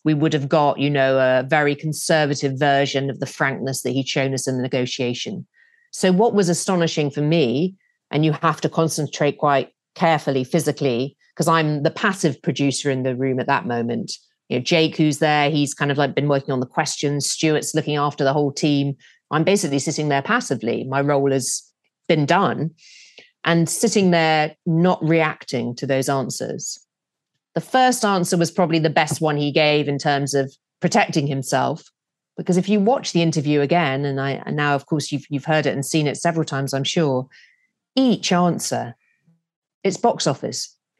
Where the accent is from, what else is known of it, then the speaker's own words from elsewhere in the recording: United Kingdom; being British.